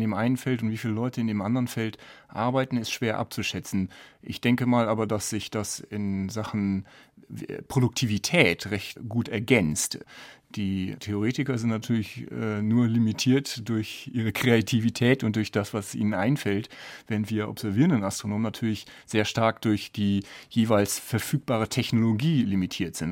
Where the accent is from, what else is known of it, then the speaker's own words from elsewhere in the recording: Düsseldorf, North Rhine-Westphalia, Germany; moved away as an adult; also born or lived in Bonn / Sydney, Australia / St Andrews, Scotland / Edinburgh, Scotland; now in Garching, Germany; Ich komme ursprünglich aus Düsseldorf